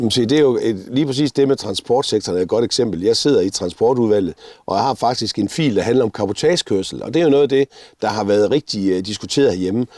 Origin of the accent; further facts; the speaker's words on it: Denmark; vi har et fælles nævner, der hedder, at vi kommer fra Danmark